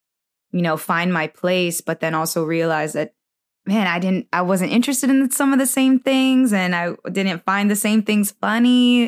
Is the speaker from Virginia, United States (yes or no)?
yes; Virginia, United States; I moved to a different part of Virginia